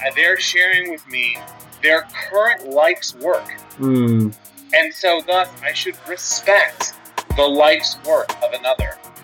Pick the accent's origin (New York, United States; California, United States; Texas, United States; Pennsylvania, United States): Pennsylvania, United States; Philadelphia; moved away; also born or lived in Pittsburgh; I was actually born um, right outside of Philadelphia. Oh. And I lived in oh. the Philly metro area growing up